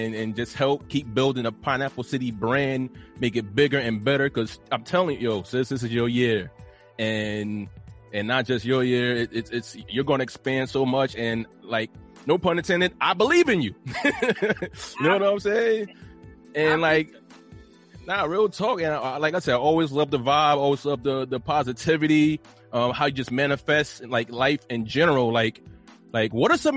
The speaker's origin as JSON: {"language": "English", "region": "New Jersey", "country": "United States", "said": "us both being from the Garden State"}